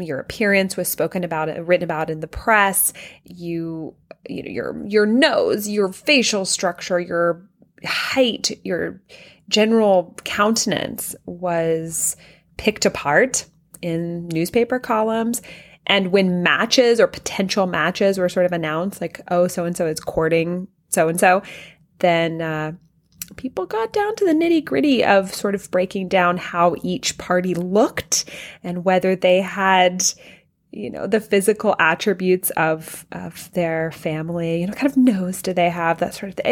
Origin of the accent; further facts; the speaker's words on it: Louisiana, United States; we call it the L S U room because We are from Louisiana